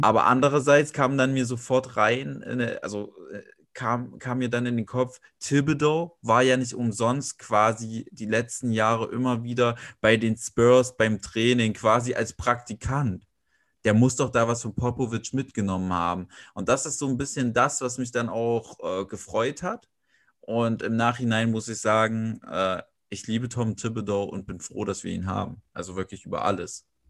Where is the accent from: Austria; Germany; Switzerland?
Germany; Weimar, Thuringia; moved away as an adult; now in Leipzig, Germany; gebürtiger Weimarer, wohne jetzt in Leipzig